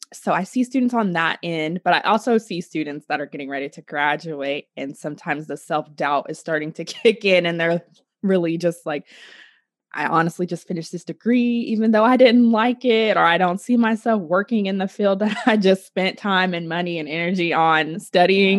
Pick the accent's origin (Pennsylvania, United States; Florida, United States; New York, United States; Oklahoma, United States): Oklahoma, United States; I am from Oklahoma